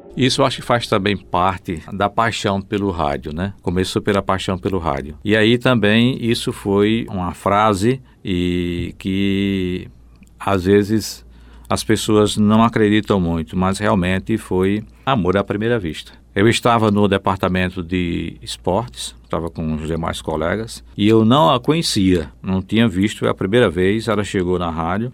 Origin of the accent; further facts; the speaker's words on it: Cajazeiras, Paraíba, Brazil; now in João Pessoa, Brazil; na minha terra, em Cajazeiras. Depois vim para cá